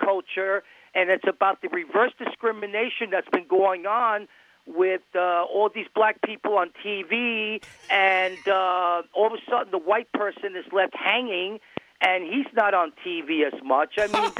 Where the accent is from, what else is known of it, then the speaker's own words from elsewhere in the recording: New York City, New York, United States; I'm from New York City. I'm the real deal.